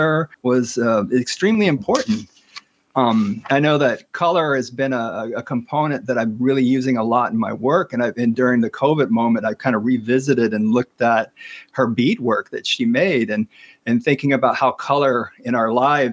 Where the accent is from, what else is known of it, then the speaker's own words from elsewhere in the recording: Lawton, Oklahoma, United States; now in Madison, United States; So I grew up on Comanche tribal lands in Lawton, Fort Sill, Oklahoma.